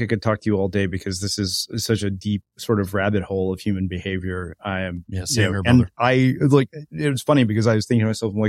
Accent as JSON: {"language": "English", "country": "India", "said": "As an Indian person, I find this really ridiculous."}